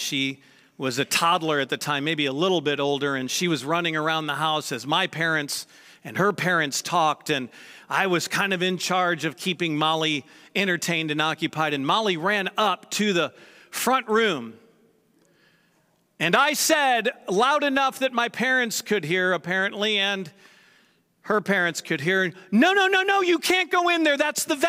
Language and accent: English; St. Louis, Missouri, United States; So the house I grew up in St. Louis, my parents have since moved from that house, and I never lived in the one that they're in now.